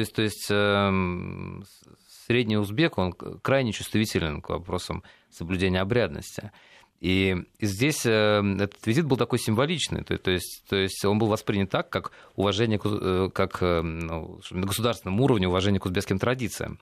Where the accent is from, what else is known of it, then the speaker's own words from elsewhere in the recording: Russia; наша Родина Россия